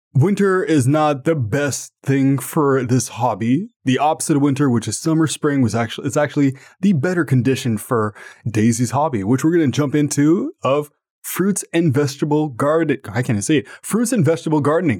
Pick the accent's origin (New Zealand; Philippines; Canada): Canada; Ottawa, Ontario